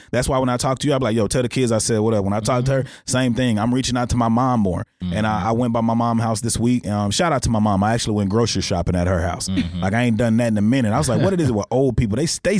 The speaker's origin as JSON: {"language": "English", "town": "Texarkana", "country": "United States", "tie": "born or raised there", "said": "Growing up in Texarkana"}